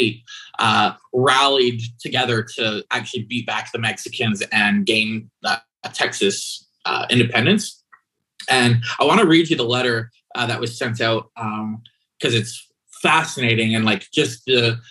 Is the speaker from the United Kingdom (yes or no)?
no; Canada; growing up as a Canadian